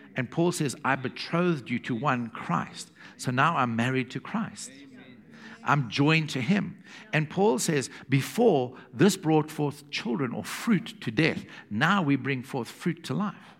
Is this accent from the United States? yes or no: no; South Africa; from South Africa